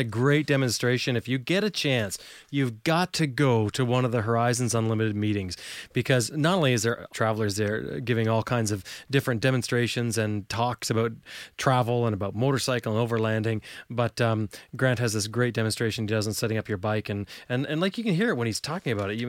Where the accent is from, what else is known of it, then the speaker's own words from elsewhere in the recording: Canada; I'm from Canada, I'm not from the UK